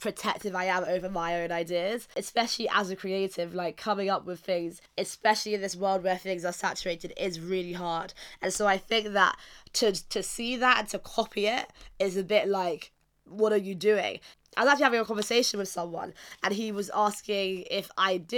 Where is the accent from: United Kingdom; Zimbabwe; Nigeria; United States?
Nigeria; I am Nigerian myself